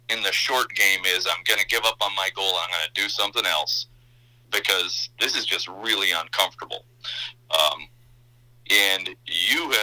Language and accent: English; northern Minnesota, United States; also born or lived in Baytown, Texas / Mankato, Minnesota; The long road ended up in northern Minnesota. That's where I grew up